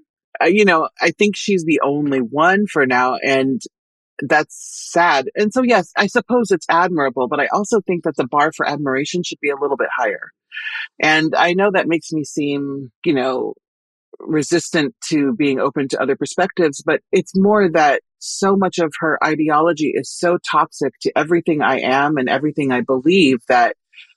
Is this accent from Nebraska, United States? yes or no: yes; Nebraska, United States; I am from Nebraska